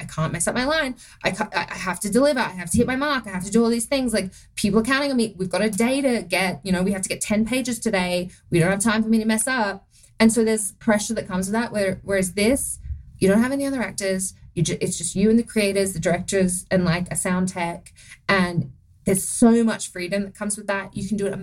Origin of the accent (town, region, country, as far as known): Australia; accent: Australian; moved away as an adult; now in United States